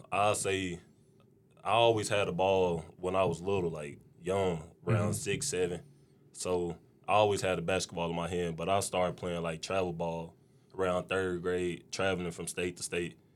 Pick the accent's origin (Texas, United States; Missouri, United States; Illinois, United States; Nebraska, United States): Missouri, United States; Hayti; Yeah, I'm from Hayti.